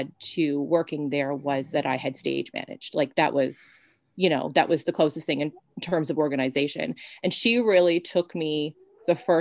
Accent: Newfoundland and Labrador, Canada; I'm from a very isolated place. Like I'm from Newfoundland. I'm on an island and everything seems out of reach

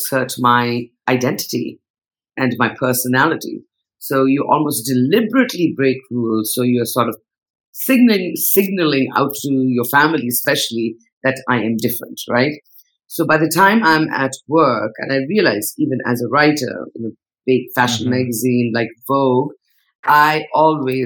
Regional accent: Northeast India, India; also born or lived in Mumbai, India; now in Bali, Indonesia; I'm Nepali. I come from the Northeast.

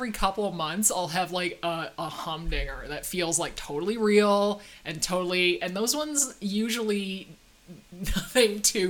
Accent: Canada; And we're Canadian.

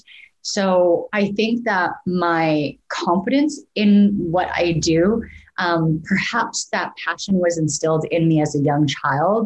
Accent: Canada; moved away as an adult; also born or lived in Vancouver; now in Portland, United States; as a Canadian

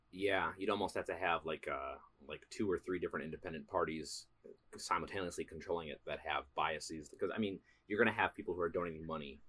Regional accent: Wisconsin, United States; we're both from Wisconsin

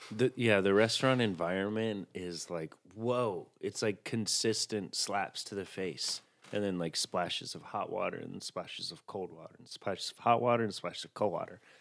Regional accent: the South, United States; now in New York, United States; I was raised in the South

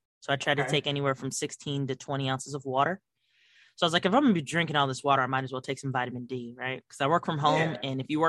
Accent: Fort Huachuca, Arizona, United States; born there; I was born in Fort Huachuca, so shout out to the Buffalo Soldiers.

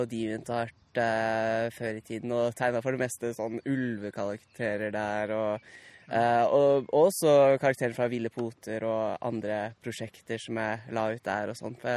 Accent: Naples, Campania, Italy; jeg er oppvokst i Napoli, så der ble jeg introdusert uh, litt med sånn jeg gikk, på, jeg gikk på britisk barnehage i Eh, Napoli.

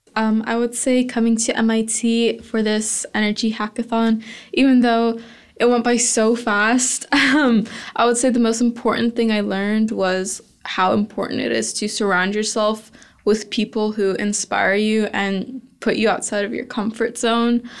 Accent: Houston, Texas, United States; growing up in Houston, where oil and gas is so huge

